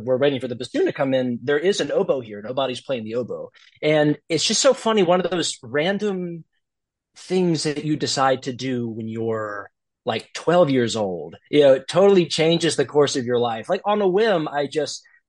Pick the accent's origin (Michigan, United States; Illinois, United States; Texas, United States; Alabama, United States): Alabama, United States; Gulf Shores; moved away as an adult; also born or lived in Westchester, New York; now in New Jersey, United States; Growing up in Gulf Shores, I didn't really have a ton of exposure outside of playing in the youth orchestra